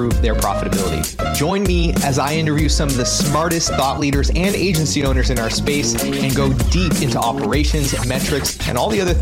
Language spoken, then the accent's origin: English; Canada; I'm French Canadian, and I feel like I can say this because I am a French Canadian